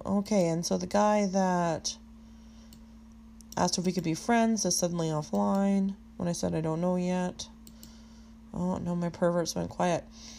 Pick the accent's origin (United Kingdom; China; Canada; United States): Canada; Western Canada; I just said I was from West Canada, the west side of Canada.